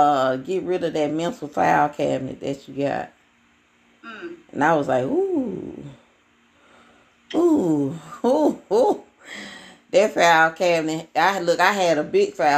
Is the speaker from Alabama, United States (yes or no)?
yes; Alabama, United States; accent: country; I'm from Alabama